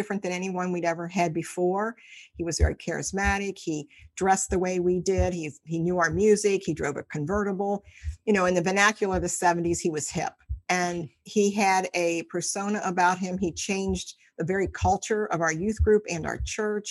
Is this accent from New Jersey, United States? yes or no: no; Cincinnati, Ohio, United States; I'm from Cincinnati, Ohio, lived here all my life